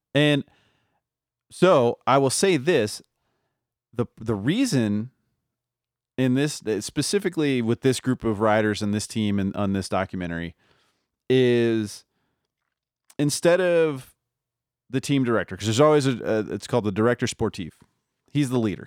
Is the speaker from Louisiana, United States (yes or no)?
yes; New Orleans, Louisiana, United States; now in Denver, United States; I grew up in New Orleans